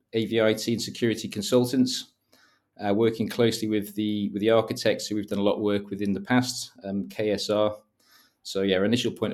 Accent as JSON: {"language": "English", "region": "Wales", "country": "United Kingdom", "moved": "as an adult", "lives_now": "London, United Kingdom", "said": "I moved from North Wales about 12 years ago to London and honestly had no idea that home automation was an industry."}